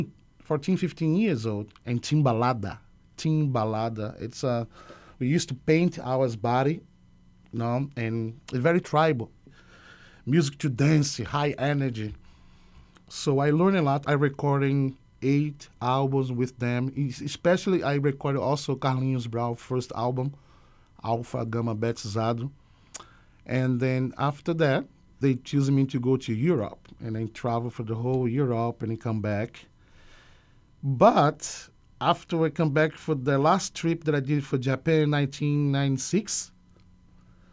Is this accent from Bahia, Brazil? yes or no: yes; Salvador, Bahia, Brazil; English is a second language; moved away as an adult; I'm from Salvador, Bahia, Brazil, in the Northeast, a big city